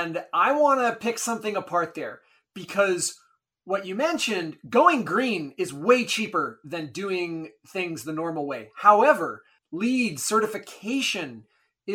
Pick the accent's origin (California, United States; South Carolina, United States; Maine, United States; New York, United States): Maine, United States; also born or lived in Bolivia; I grew up in Maine, a middle-class background